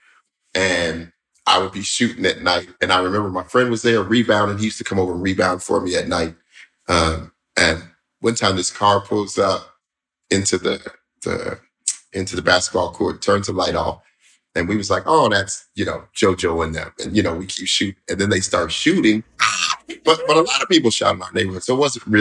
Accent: Denver, Colorado, United States; moved away; I'm originally from Denver, right? But I'm from the part of Denver that wasn't

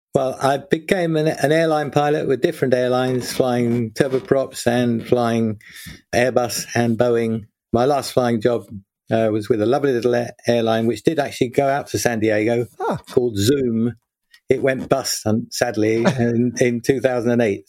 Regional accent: London, United Kingdom; also born or lived in Birmingham; I grew up in South London and went to school there.

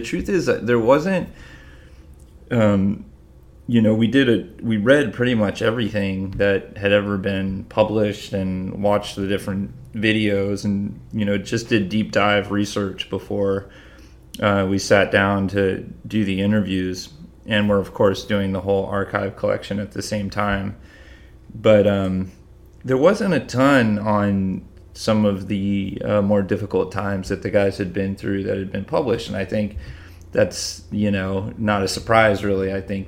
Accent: Massachusetts, United States; We grew up in Western Massachusetts, so not on the beach.

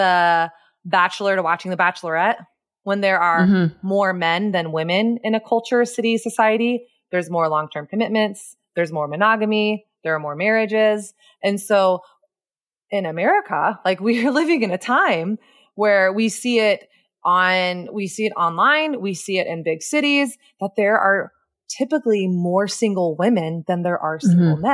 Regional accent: Texas, United States; I grew up in the Bible Belt South in Texas.

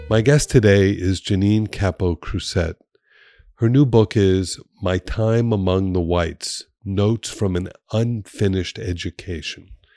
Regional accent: Miami Beach, Florida, United States; moved away as an adult; also born or lived in Colorado; I grew up in Miami Beach.

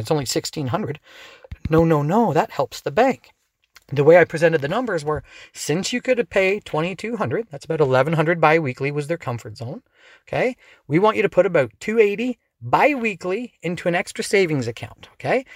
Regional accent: Dorchester, Ontario, Canada; also born or lived in London, Ontario; I grew up in Dorchester, just outside on the edge

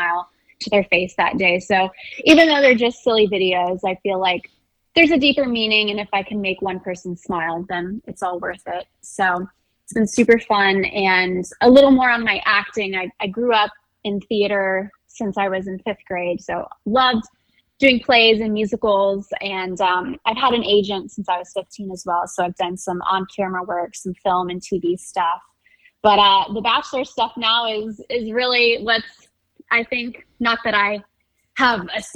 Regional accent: suburbs of Atlanta, Georgia, United States; accent: Southern; So I'm from Georgia, grew up, suburbs of Atlanta. I live in Atlanta now.

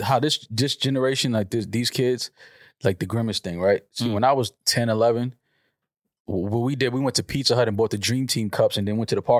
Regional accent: New York City, New York, United States; I grew up in New York in the 80s and 90s

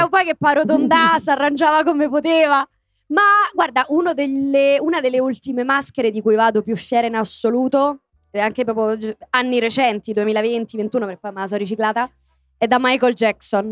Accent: Rome, Lazio, Italy; io prima dico Garbatella, poi mi ricordo di dire Roma

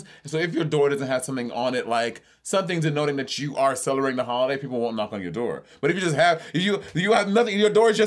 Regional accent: St. Lucia; moved away; I grew up in St. Lucia a bit

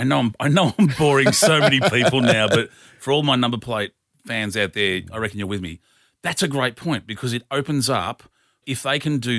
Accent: Melbourne, Victoria, Australia; And not only that, it was in Melbourne, and I'm from Melbourne.

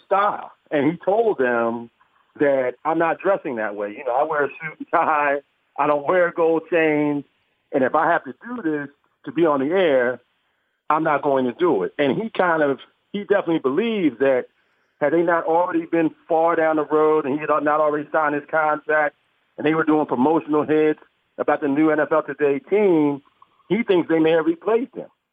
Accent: Philadelphia, Pennsylvania, United States; I grew up in Philadelphia

